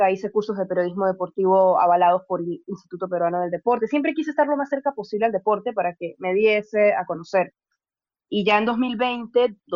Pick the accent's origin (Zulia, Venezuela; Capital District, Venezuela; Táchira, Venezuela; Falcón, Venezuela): Táchira, Venezuela; now in Lima, Peru; es una expresión de mi, de mi tierra y para evitar explicarlo la he intentado omitir en, en mi trabajo, pero, pero si hace se me sale la expresión típica en Táchira del jue, ya tú sabes.